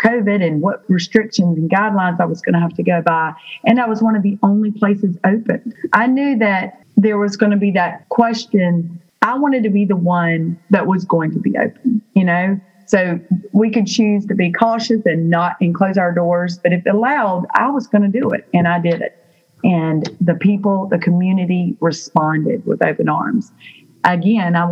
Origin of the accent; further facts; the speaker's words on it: Burlington, North Carolina, United States; I am from Burlington, North Carolina.